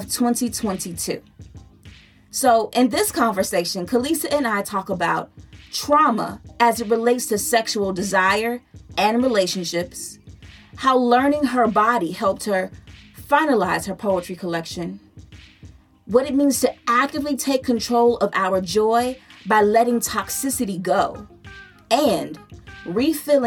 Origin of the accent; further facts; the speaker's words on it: Chicago, Illinois, United States; I'm from Chicago.